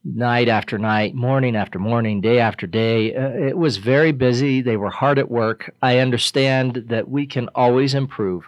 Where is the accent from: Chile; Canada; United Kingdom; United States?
United States; Riverton, Wyoming; I grew up in Riverton. I've lived in Riverton most of my life.